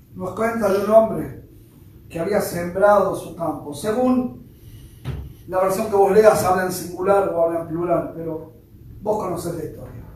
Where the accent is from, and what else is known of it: Argentina; accent: Argentine